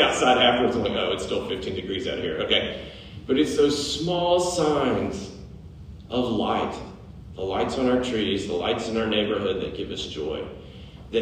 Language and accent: English; Middle Tennessee, United States; moved away as an adult; also born or lived in Connecticut; When we moved here from Connecticut, I was amazed how many churches were in Middle Tennessee. And I'd grown up here